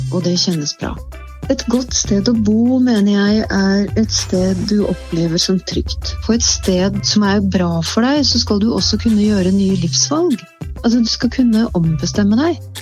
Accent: Eidsvoll, Akershus, Norway; Jeg vokste opp på Eidsvoll i en tid der Eidsvoll var et mer lukka bygdesamfunn

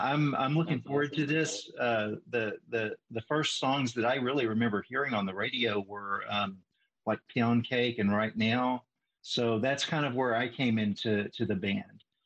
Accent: Northeast Texas, United States; where I grew up in Northeast Texas

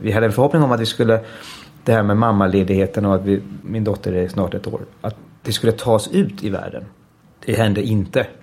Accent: Denmark; moved away as an adult; now in Stockholm, Sweden; jag växte upp i Danmark, i ett svensktalande hem

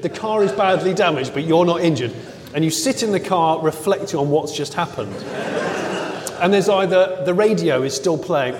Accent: United Kingdom; I'm British, yeah.

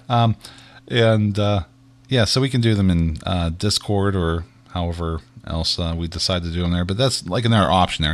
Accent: Pittsburgh, Pennsylvania, United States; we're from Pittsburgh

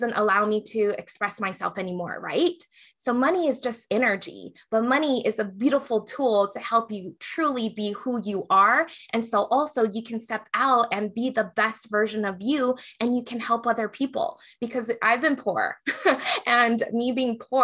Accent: Hawaii, United States; now in Las Vegas, United States; I grew up in Hawaii and Asians were the majority

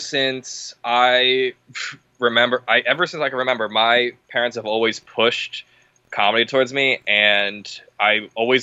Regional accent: Los Angeles, California, United States; I grew up out here. All my friends are from here.

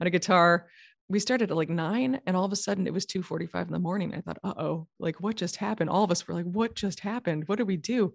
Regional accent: New York, United States; moved away; also born or lived in California; I'm from New York originally

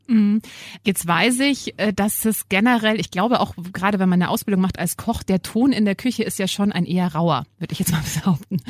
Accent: Germany; bei uns in Deutschland

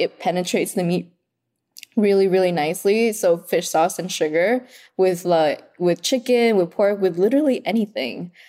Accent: Oxnard, California, United States; English is a second language; also born or lived in Vietnam; now in Los Angeles, United States; I grew up in Oxnard

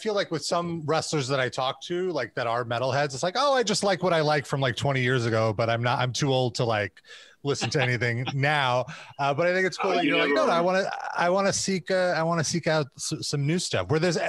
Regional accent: New York, United States; growing up in New York

